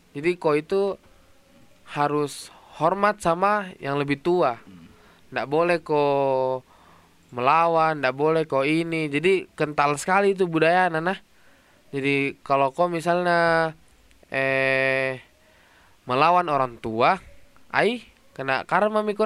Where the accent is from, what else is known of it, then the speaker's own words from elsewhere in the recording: Makassar, South Sulawesi, Indonesia; kampungku itu di Makassar. Tapi rumahku ada di kabupaten namanya Goa.